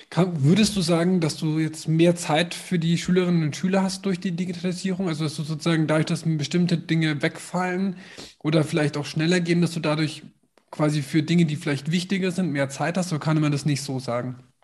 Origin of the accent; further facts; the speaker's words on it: Nuremberg, Bavaria, Germany; moved away; ich komme aus Nürnberg